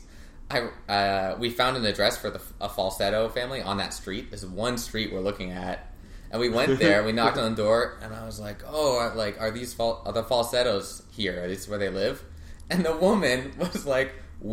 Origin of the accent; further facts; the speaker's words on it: Ottawa, Ontario, Canada; also born or lived in Carleton Place; Born and raised. I think it was the Civic Hospital